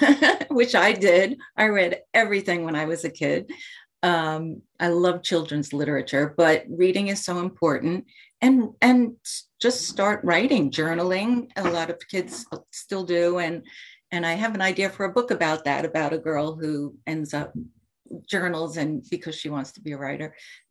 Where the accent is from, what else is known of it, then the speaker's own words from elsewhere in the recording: Commack, New York, United States; My first job was at the Comac Public Library when I was 16, 17. I grew up in Comac.